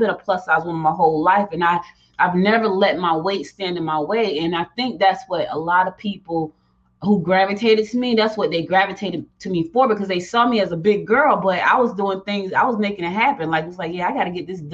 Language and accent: English; Newark, New Jersey, United States; also born or lived in Georgia / Rocky Mount, North Carolina; I was born in Georgia, but I was raised in Jersey